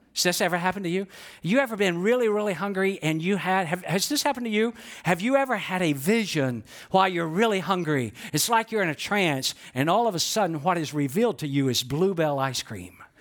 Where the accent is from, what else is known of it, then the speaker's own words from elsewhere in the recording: Georgia, United States; I know I'm from Georgia